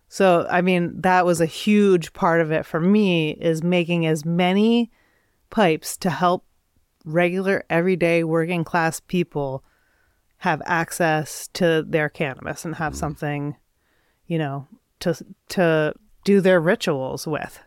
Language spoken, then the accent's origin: English; Midwest, United States; also born or lived in Adirondacks, New York; now in Vermont, United States; I grew up in the Midwest